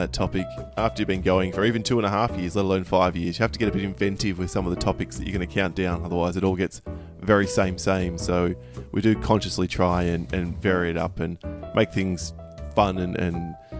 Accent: Perth, Western Australia, Australia; a team from my hometown in Perth

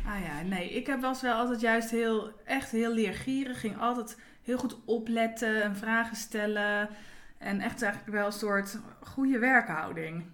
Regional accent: Nieuwegein, Utrecht, Netherlands; also born or lived in IJsselstein; now in Houten, Netherlands; ik kom uit Nieuwegein

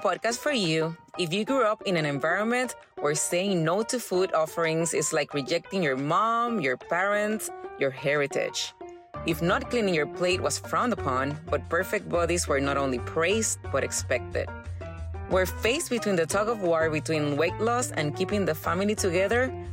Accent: Puerto Rico; moved away as an adult; now in Texas, United States; I was born and raised in Puerto Rico

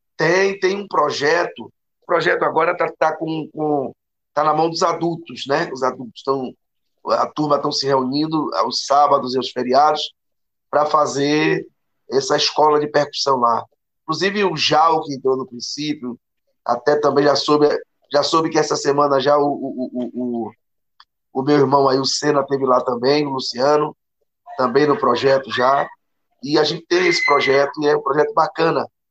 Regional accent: Brazil; nós somos brasileiros, brasileiros

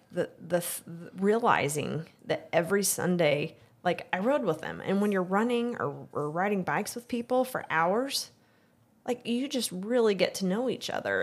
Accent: Excelsior Springs, Missouri, United States; I, I grew up in Excelsior.

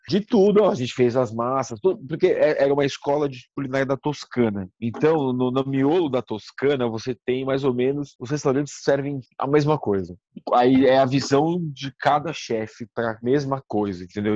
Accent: Santos, São Paulo, Brazil; moved away; also born or lived in London; eu sou de Santos, aí vim morar em São Paulo

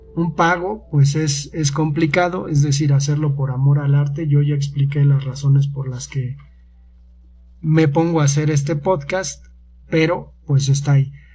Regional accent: Mexico; somos de México

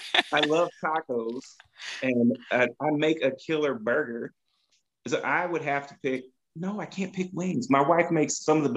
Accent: Chicago, Illinois, United States; Chicago is where I'm from, right?

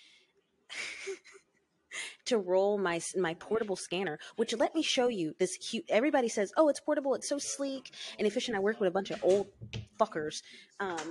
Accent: the South, United States; moved away as an adult; I'm from the South.

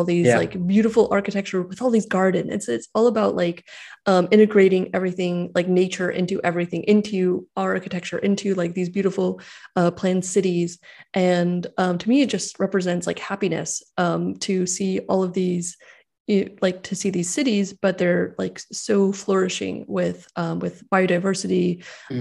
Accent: California, United States; I grew up in California

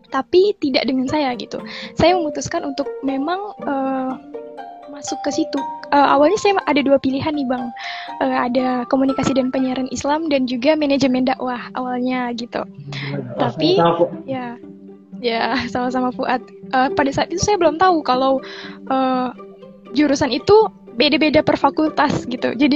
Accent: Sintang, West Kalimantan, Indonesia; karena memang orang tua hmm. saya sendiri tidak mengizinkan untuk keluar dari uh, kota saya gitu dari Sintang

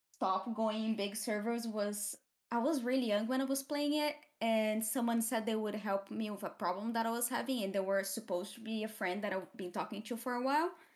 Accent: Brazil; first language Portuguese; English is a second language; moved away as an adult; now in United Kingdom; I come from Brazil, from the countryside-ish of Brazil, I, I grew up

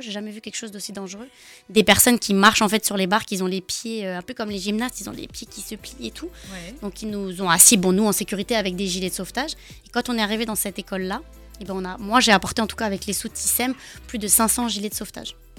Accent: France; je suis née en France, j'adore le Portugal aussi. Hein. Euh, mes parents sont portugais

